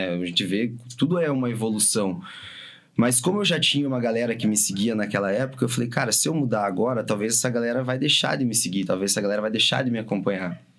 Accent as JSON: {"language": "Portuguese", "town": "São José dos Pinhais", "region": "Paraná", "country": "Brazil", "said": "tô em São José. tô aqui, velho. Tô de boa aqui. tô na minha terra"}